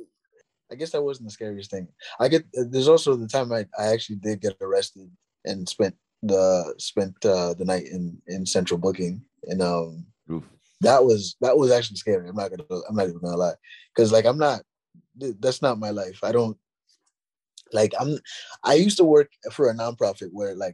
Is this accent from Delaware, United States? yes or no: no; New York City, New York, United States; I'm from Queens